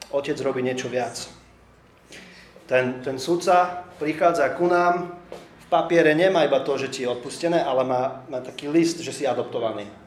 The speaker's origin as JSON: {"language": "Slovak", "country": "Slovakia"}